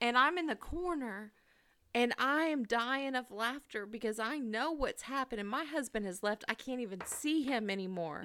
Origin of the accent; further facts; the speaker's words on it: California, United States; now in St. Louis, United States; I was raised driving in California